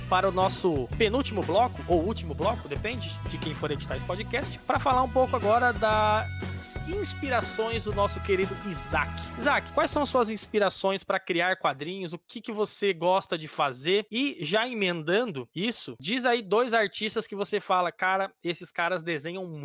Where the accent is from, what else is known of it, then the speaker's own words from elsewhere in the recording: São Paulo, Brazil; now in Curitiba, Brazil; Eu não sou, eu sou de São Paulo, mas moro em Curitiba.